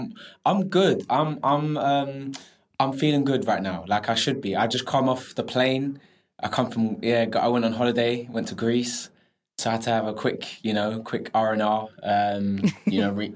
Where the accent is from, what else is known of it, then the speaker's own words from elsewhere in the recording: London, United Kingdom; I grew up in Southeast London in Penge